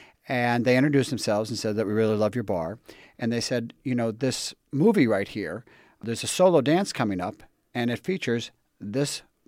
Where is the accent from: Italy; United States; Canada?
United States; Scranton, Pennsylvania; I'm from Scranton, Pennsylvania.